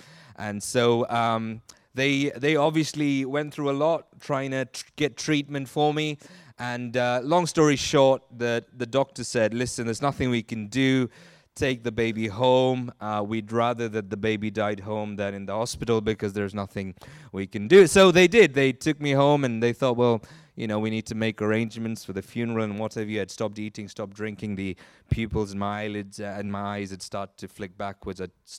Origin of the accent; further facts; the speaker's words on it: Nigeria; born there; So I was born in Nigeria. My parents were both working there at the time